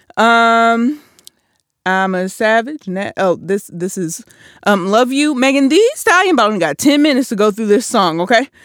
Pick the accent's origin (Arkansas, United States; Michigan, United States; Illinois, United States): Michigan, United States; Flint; I'm from Flint 'cause I'm sure not from Michigan.